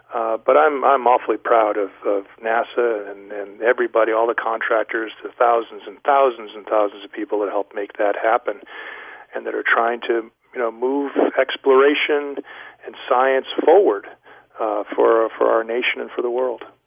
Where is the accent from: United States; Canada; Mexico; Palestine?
United States; Rhode Island; I grew up in uh, in the great state of Rhode Island, out in the what, what was the western sticks of the state